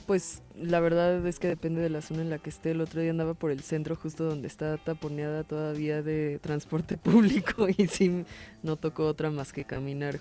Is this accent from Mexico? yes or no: yes; Mexico City, Mexico; hemos hecho como chilangos y chilangas